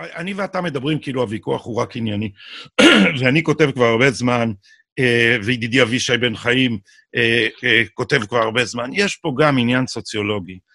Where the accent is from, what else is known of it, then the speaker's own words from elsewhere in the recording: Jerusalem, Jerusalem District, Israel; אני בא מהאליטה האשכנזית של ירושלים